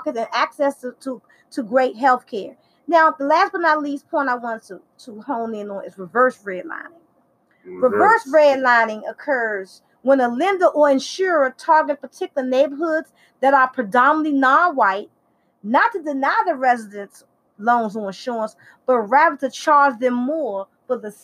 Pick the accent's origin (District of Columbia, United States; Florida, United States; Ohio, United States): District of Columbia, United States; Washington; I'm from Southeast Washington, D.C.